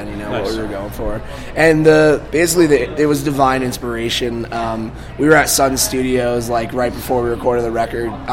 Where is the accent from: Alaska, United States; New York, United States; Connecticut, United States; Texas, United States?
Connecticut, United States; moved away; I'm originally from Connecticut, so music is completely dead there. And I was, like, the only kid who skateboarded in my town